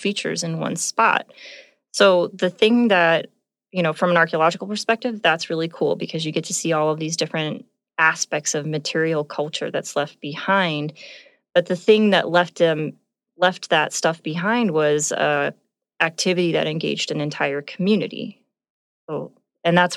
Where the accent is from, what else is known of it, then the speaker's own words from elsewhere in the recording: Southern California, United States; now in Montana, United States; I'm from Southern California.